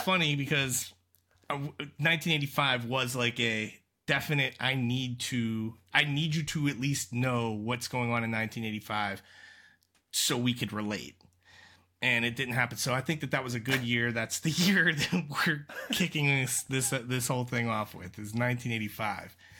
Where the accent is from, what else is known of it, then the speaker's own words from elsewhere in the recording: Aliquippa, Pennsylvania, United States; I'm from Pittsburgh.